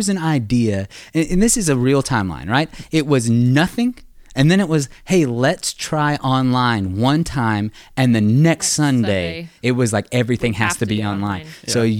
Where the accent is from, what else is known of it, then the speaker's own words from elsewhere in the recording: the South, United States; I grew up in the South. My dad was a contractor, my uncle and electrician and all that.